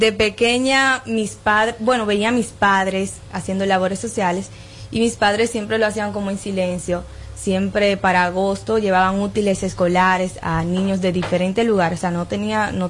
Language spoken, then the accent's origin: Spanish; Nagua, María Trinidad Sánchez, Dominican Republic; Sí, vengo de Nagua